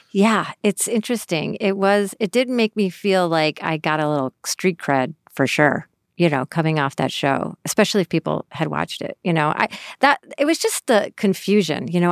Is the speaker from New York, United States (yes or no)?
yes; Syracuse, New York, United States; moved away; I grew up in Syracuse, New York.